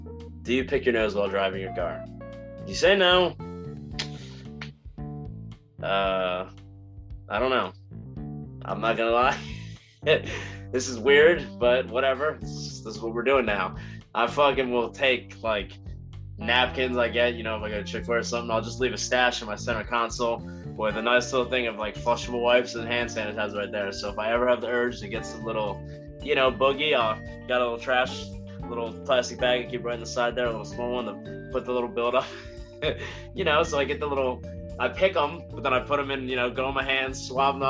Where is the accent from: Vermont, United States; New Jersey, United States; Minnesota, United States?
New Jersey, United States; I am from New Jersey